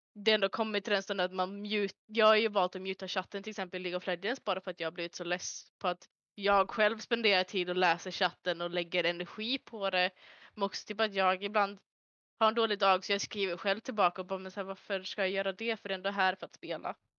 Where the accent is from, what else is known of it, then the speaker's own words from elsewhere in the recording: Örnsköldsvik, Västernorrland County, Sweden; moved away as an adult; now in Gothenburg, Sweden; är jag ifrån lilla Norrland, eh, Örnsköldsvik, där jag växte upp majoriteten av mitt liv.